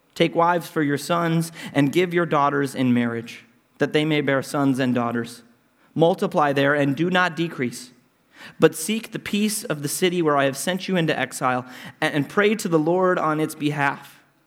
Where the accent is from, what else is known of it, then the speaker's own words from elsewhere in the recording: Minneapolis, Minnesota, United States; moved away as an adult; this city where I was born and raised and have come back